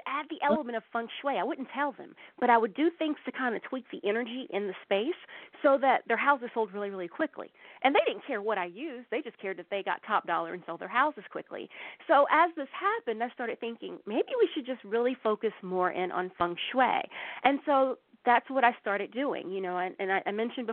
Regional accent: the Bible Belt in the South, United States; I grew up in the Bible Belt in the South

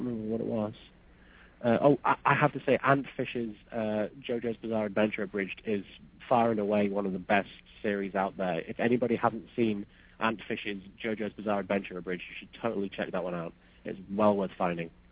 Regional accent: United Kingdom; I'm British

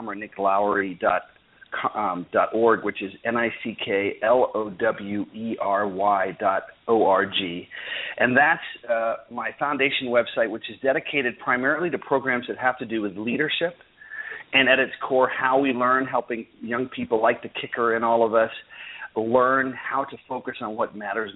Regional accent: Washington, District of Columbia, United States; I was lucky enough to grow up in Washington, D.C.

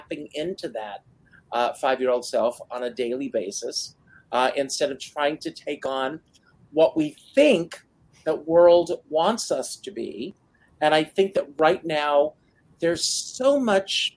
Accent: Myrtle Beach, South Carolina, United States; moved away; I grew up in Myrtle Beach, South Carolina, in the South

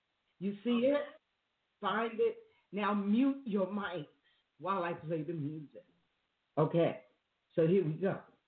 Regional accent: New York, United States; moved away; Okay, I'm from New York. I left New York in 1970.

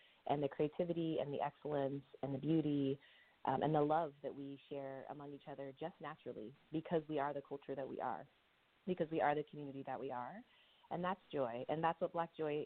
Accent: Sacramento, California, United States; moved away as an adult; now in Oakland, United States; I'm originally from Sacramento area

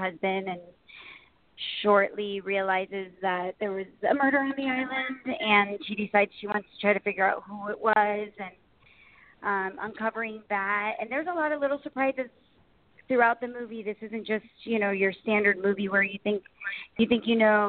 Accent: Miami, Florida, United States; I grew up born and raised in Miami

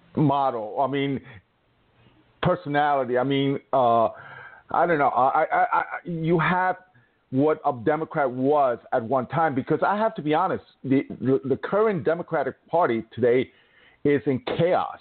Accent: New York, United States; my home state

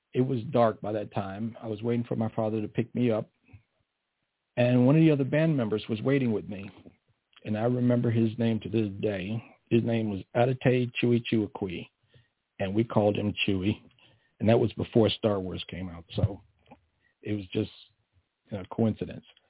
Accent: East Coast, United States; we're from the East Coast where the ground stays still

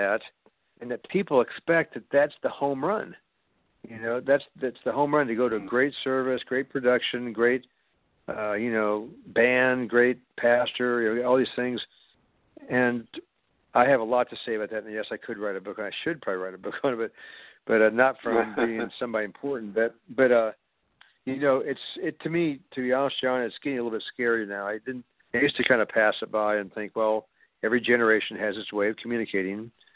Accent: Kansas City, United States; right here in my hometown

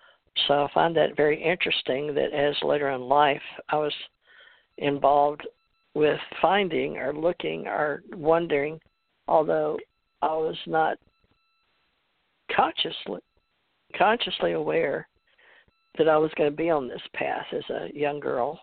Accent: Monroe, Louisiana, United States; also born or lived in Houston, Texas; I was born in Monroe, Louisiana, and went to school all the way up to West Monroe High School

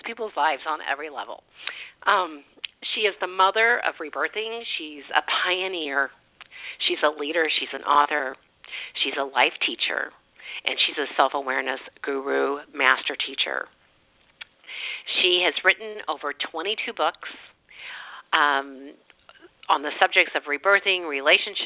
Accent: St. Louis, Missouri, United States; also born or lived in Chesterfield, Missouri; I'm from St. Louis, and I'm a native

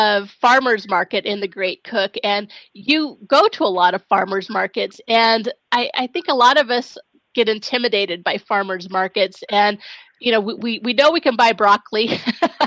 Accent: Pacific Northwest, United States; being from the Pacific Northwest

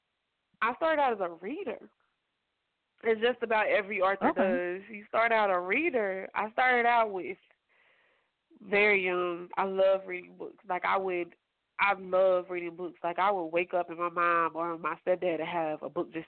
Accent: Little Rock, Arkansas, United States; I am from Little Rock, Arkansas, born and raised

